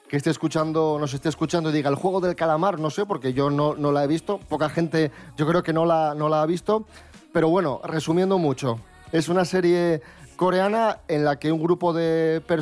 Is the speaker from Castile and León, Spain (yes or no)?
yes; León, Castile and León, Spain; me compro Funcos. soy de León